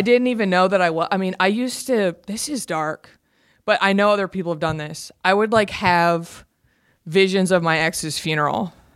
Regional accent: Garland, Texas, United States; moved away as an adult; now in Los Angeles, United States; I'm from Garland, Texas. Garland is a suburb of Dallas

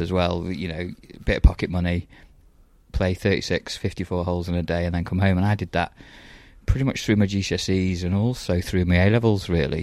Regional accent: Stafford, West Midlands, United Kingdom; moved away as an adult; also born or lived in Lytham St Annes; I'm from Stafford

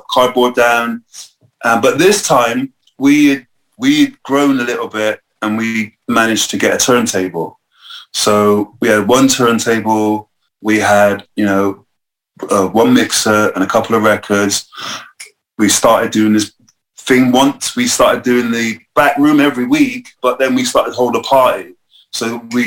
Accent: Bristol, South West England, United Kingdom; I grew up in Northwest, so there wasn't much sort of anything going on there in a way of culture

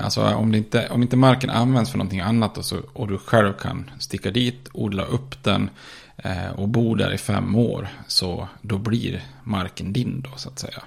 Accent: Ludvika, Dalarna County, Sweden; vi är från eh, Ludvika

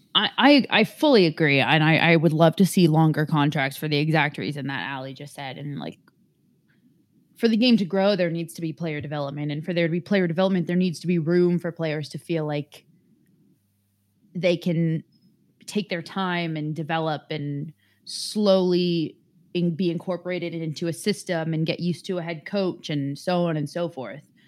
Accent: San Francisco, California, United States; moved away; where I was from and where I am from in San Francisco

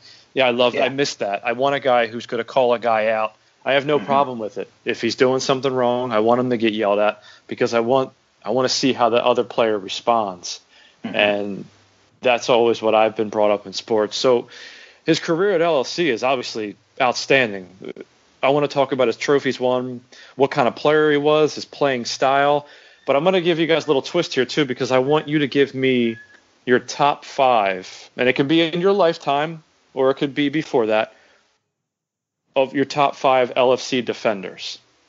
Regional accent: Philadelphia, Pennsylvania, United States; I'm from Philadelphia

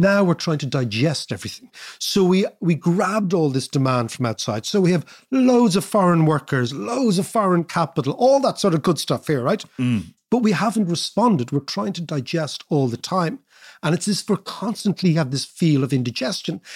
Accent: Ireland

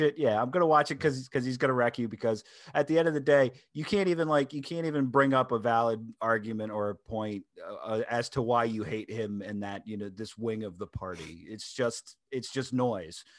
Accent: Delaware, United States; my home state of Delaware

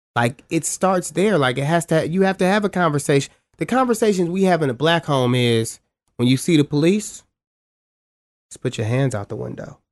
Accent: Cleveland, Ohio, United States; also born or lived in Shaker Heights; growing up in Cleveland, going to my school, um, Shaker Heights High School, I lived in Shaker.

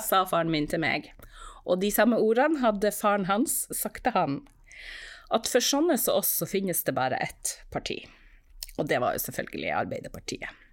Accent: Norway; vi i Norge

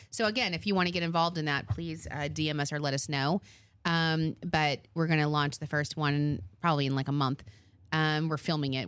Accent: Long Island, New York, United States; I'm from Long Island

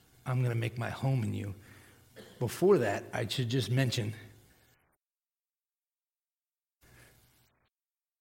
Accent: Texas, United States; I was born in Texas

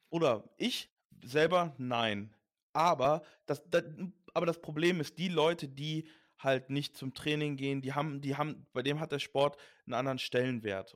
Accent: Düsseldorf, North Rhine-Westphalia, Germany; also born or lived in Leverkusen; now in Cologne, Germany; Ich bin in Düsseldorf geboren

